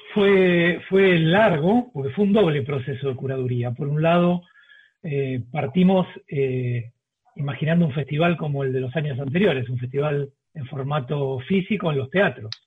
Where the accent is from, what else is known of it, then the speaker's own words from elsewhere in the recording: Argentina; moved away as an adult; now in Colombia; como argentino